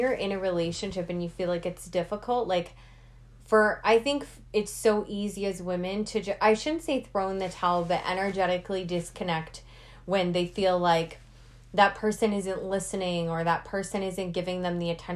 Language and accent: English; Canada; we're Canadian